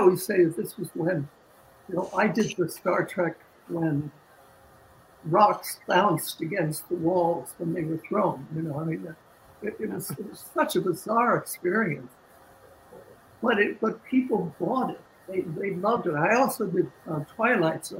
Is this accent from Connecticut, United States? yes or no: yes; Westport, Connecticut, United States; moved away; I'm a kid from Connecticut